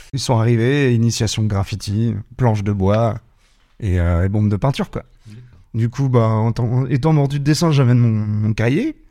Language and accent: French; Rezé, Pays de la Loire, France; now in Nantes, France; j'ai grandi à Rosé au niveau de la Blordière